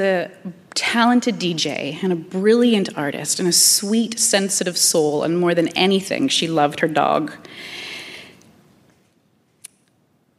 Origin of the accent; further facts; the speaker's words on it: Canada; as a Canadian, we stand up for the underdog